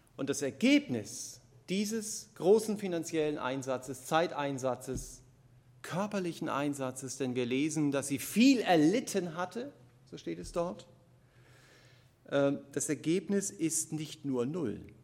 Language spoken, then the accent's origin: German; Germany; Gerade als Deutsche